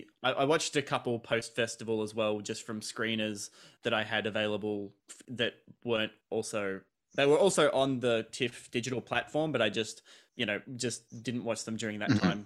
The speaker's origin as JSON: {"language": "English", "country": "Australia", "said": "I kind of had to watch this out of obligation being Australian, and I believe it was the only Australian film in the whole program."}